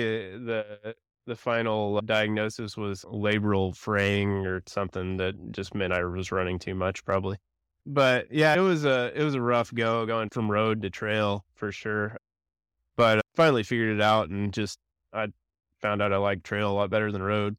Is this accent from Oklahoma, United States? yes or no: yes; Edmond, Oklahoma, United States; also born or lived in Stillwater, Oklahoma; I was born and raised in Edmond. I lived here f, all my life pretty much